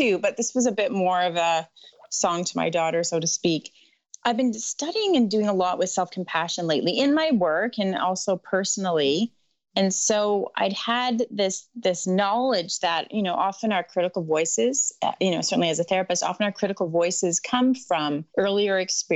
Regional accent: Canada; also born or lived in Caribbean; I hail from Canada

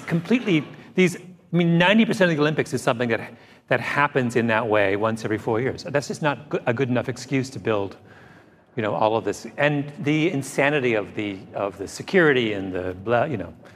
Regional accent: Canada; as a Canadian

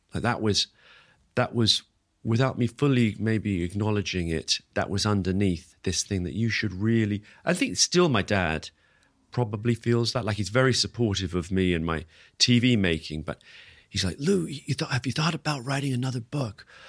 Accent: London, United Kingdom; also born or lived in Singapore; I was born in Singapore where they were teaching. Uh, my brother was born in, in Uganda where, um, where they were teaching at that time, my older brother. But then we set, they settled in London, and and so growing up

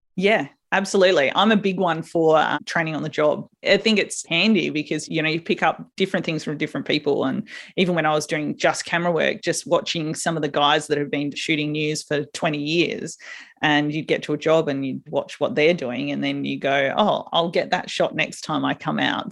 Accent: South Australia, Australia; a little country town in South Australia

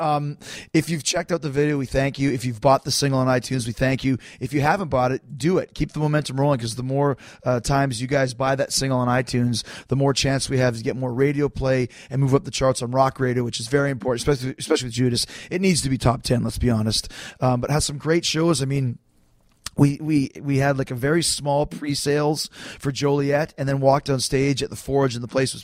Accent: Winnipeg, Manitoba, Canada; I'm from Winnipeg

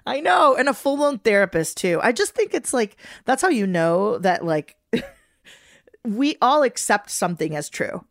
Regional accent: Venezuela; moved away; growing up in Venezuela, my favorite telenovela growing up was called Mi Gorda Bella

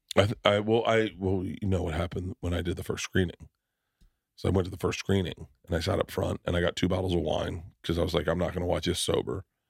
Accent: the South, United States; moved away; also born or lived in New York; growing up in the South

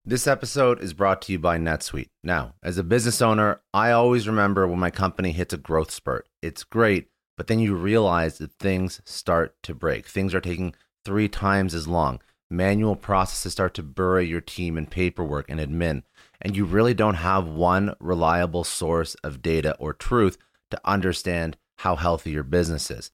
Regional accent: Canada; now in Florida, United States; I'm Canadian

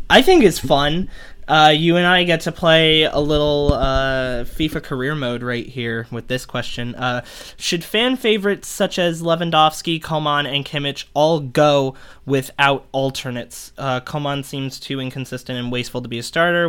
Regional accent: United States; I'm an American

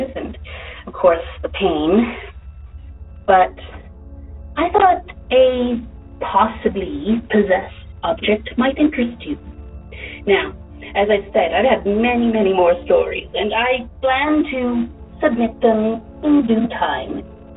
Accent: Canada; now in Dallas-Fort Worth, United States; I am in the DFW area now. However, I am from Canada

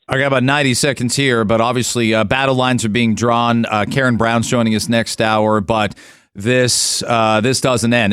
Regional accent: outside London, Ontario, Canada; also born or lived in Michigan; now in Ajax, Canada; I grew up outside of London, white kid

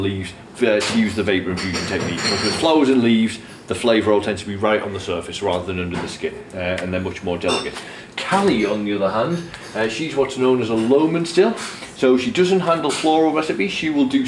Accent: Durham, North East England, United Kingdom; I'm from Durham in northeast England

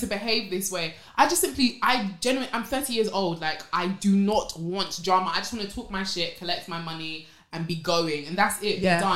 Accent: Nigeria; I'm Yoruba, I'm Nigerian

